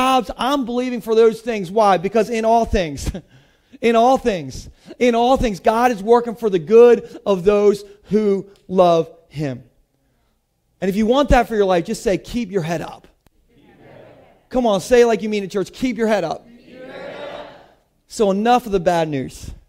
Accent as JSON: {"language": "English", "country": "United States", "said": "I'm from Sussex County"}